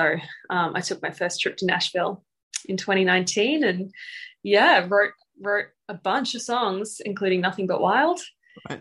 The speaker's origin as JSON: {"language": "English", "country": "Papua New Guinea", "tie": "born or raised there", "moved": "yes", "lives_now": "Australia", "said": "I grew up in Papua New Guinea"}